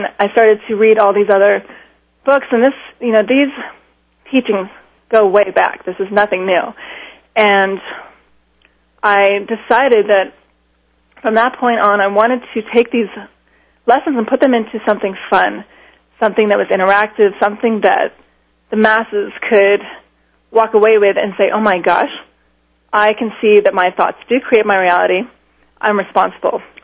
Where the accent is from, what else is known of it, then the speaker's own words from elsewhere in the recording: Miami, Florida, United States; I grew up in Miami